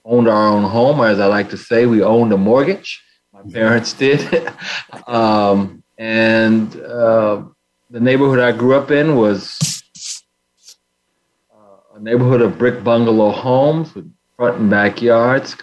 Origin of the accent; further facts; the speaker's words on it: Denver, Colorado, United States; also born or lived in India; now in Boston, United States; I grew up in Denver, in retrospect, what I'd call a lower middle class family